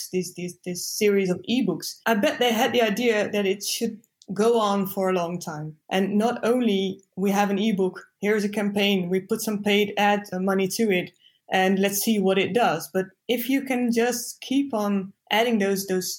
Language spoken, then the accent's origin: English; east of the Netherlands, Netherlands; also born or lived in Rotterdam / Zwolle; I grew up in the east of the Netherlands